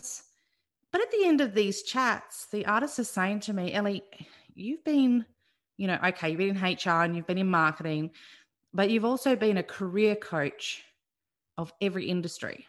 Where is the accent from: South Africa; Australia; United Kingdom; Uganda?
Australia; Adelaide, South Australia; moved away as an adult; also born or lived in Melbourne; now in Bundaberg, Australia; I grew up in Adelaide, and I went to Adelaide Uni